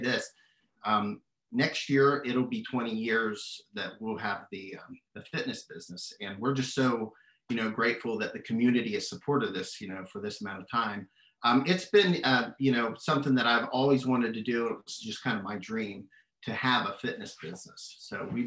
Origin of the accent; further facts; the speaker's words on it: Shinnston, West Virginia, United States; I was born and raised in Shinston